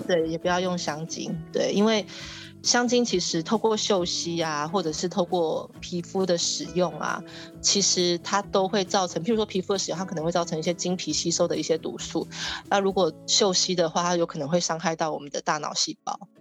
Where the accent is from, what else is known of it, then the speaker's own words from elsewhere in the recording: Taiwan; 我们台湾人